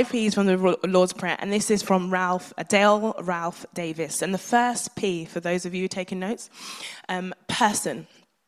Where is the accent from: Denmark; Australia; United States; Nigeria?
Nigeria; being a Nigerian child